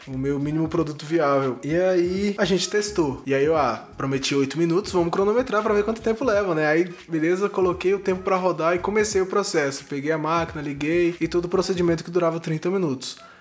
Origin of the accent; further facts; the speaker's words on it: Brasília, Federal District, Brazil; Sou de Brasília, Distrito Federal, nascido e criado aqui no quadradinho do Cerrado